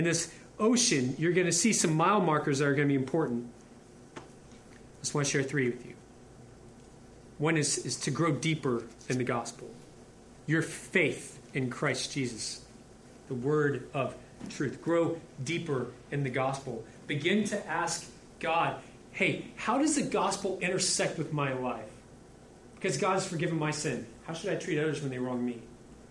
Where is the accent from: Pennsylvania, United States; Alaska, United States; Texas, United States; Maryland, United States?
Texas, United States; Houston; also born or lived in Louisiana; I'm almost a lifelong Houstonian. I was born in Louisiana, but I repented at 2 and got here.